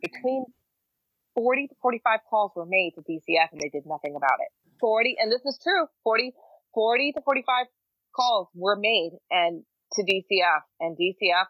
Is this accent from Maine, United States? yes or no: yes; Maine, United States; in the state of Maine, my home state